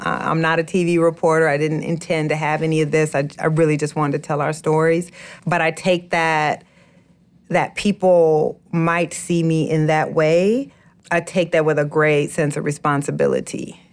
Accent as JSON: {"language": "English", "town": "Waterloo", "region": "Iowa", "country": "United States", "tie": "born or raised there", "moved": "yes", "said": "my family back home in Waterloo, Iowa"}